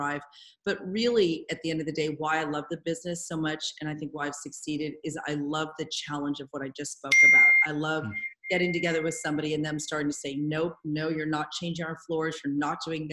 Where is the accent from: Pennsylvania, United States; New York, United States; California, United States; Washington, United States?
California, United States; Marin County; I grew up in Marin County. I know a lot of people here.